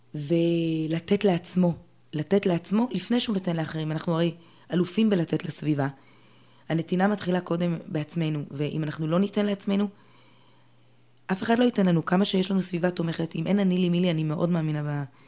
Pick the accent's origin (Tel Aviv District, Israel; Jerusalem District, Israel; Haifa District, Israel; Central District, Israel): Jerusalem District, Israel; Jerusalem; גדלתי אה, ברובע היהודי, ירושלים